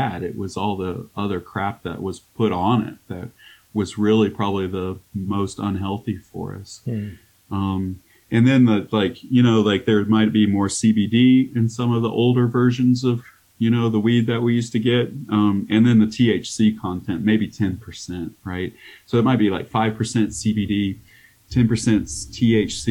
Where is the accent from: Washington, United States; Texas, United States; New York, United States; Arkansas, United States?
Arkansas, United States; now in Colorado, United States; I grew up in Arkansas too, so like we didn't have hardly anything there